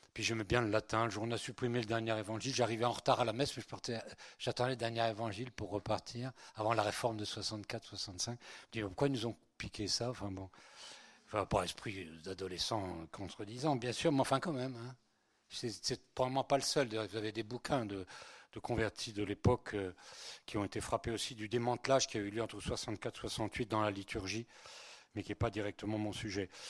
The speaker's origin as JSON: {"language": "French", "area": "Breton", "region": "Brittany", "country": "France", "also_born_or_lived": "Spain", "second_language": "French", "said": "Je suis, né, en Espagne et je suis breton"}